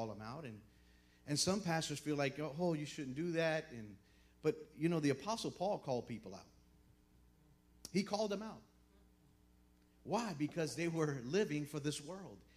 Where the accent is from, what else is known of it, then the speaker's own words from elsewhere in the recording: Miami, Florida, United States; moved away; I'm from Miami, Florida